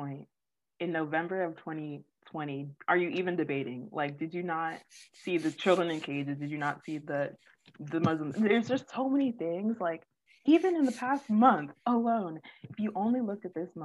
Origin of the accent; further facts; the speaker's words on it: Orlando, Florida, United States; I'm from Orlando